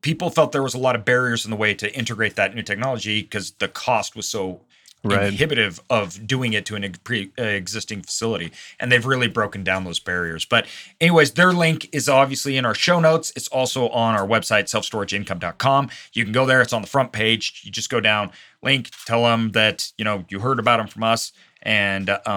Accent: Idaho, United States; I'm from Idaho

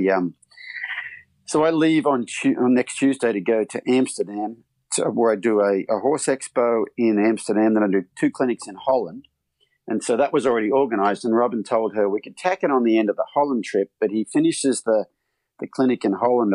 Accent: Australia; moved away as an adult; now in United States; I grew up in Australia on a 1,200-acre mixed farm

